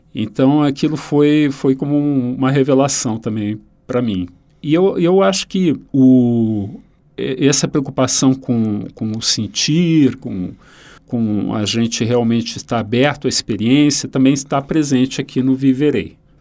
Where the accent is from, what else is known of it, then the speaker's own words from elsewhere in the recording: Rio Grande do Sul, Brazil; um autor da minha terra